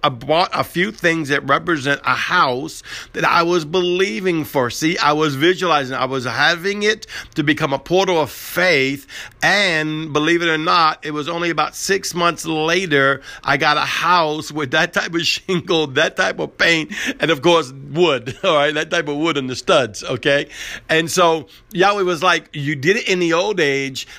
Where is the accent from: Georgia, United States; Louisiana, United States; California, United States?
Louisiana, United States; New Orleans; I grew up in Southern New Or-, New Orleans